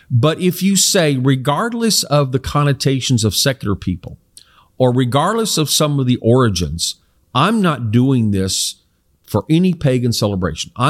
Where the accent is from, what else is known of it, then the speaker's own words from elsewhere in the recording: South Korea; I grew up in Korea where my parents were missionaries, and it was a predominantly non Christian country.